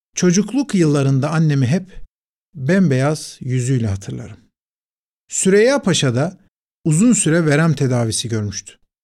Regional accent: Istanbul, Turkey; Fatih Camii, çocukluğumun, gençliğimin adeta ana yurduydu

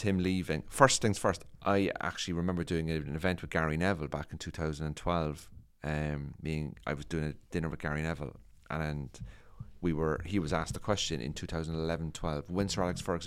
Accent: Cork, Munster, Ireland; moved away as an adult; now in England; when I was growing up in Cork

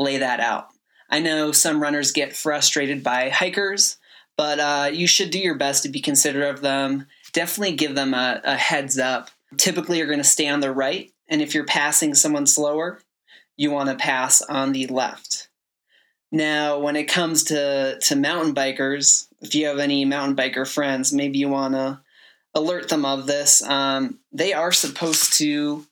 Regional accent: Midwest, United States; moved away; also born or lived in Phoenix; Growing up in the Midwest, didn't have a whole lot

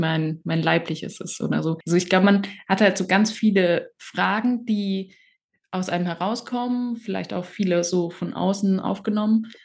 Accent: near Karlsruhe, Baden-Württemberg, Germany; ich bin ja in Baden-Württemberg aufgewachsen, also in in der Nähe von Karlsruhe

